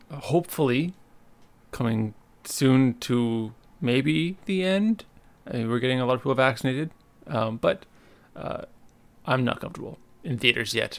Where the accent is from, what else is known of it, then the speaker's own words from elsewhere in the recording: Winnipeg, Manitoba, Canada; moved away as an adult; now in Montreal, Canada; Winnipeg because it's my hometown